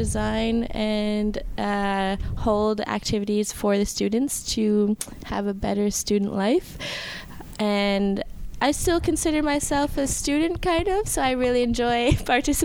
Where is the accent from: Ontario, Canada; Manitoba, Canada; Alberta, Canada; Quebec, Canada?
Quebec, Canada; near Lennoxville; I got a job right in Champlain-Lennoxville, which is close to my hometown. So I got to go back to my roots